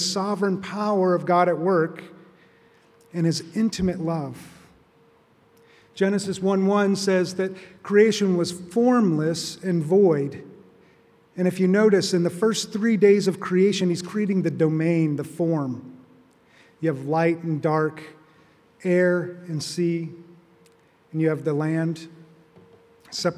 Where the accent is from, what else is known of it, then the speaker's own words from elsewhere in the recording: Arizona, United States; moved away; I grew up in Arizona